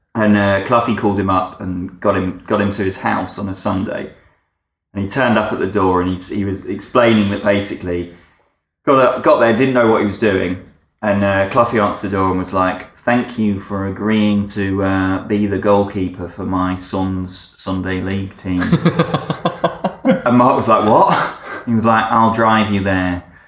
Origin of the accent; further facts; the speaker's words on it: Essex, East of England, United Kingdom; I grew up in Essex